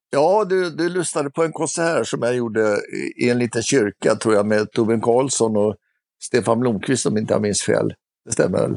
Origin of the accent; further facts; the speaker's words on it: Stockholm, Stockholm County, Sweden; jag är uppvuxen i Stockholm